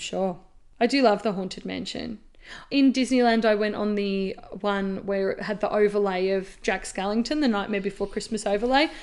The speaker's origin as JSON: {"language": "English", "country": "Australia", "said": "as an Australian"}